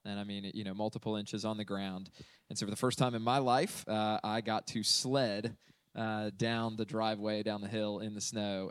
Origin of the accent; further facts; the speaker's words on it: Central Florida, United States; I'm from Central Florida, and so the one thing that we never had uh, was a white Christmas.